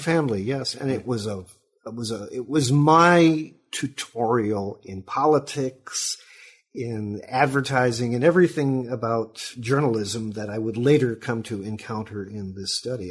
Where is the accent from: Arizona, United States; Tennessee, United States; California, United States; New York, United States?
California, United States; Sacramento; moved away as an adult; also born or lived in Chicago / Orangevale, California; now in Milwaukee, United States; my family moved to Sacramento, California, about 1952, where my father was working for the defense industry, and so I grew up there.